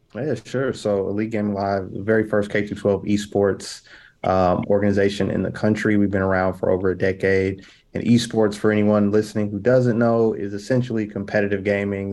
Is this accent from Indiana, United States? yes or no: yes; Indianapolis, Indiana, United States; I'm from Indianapolis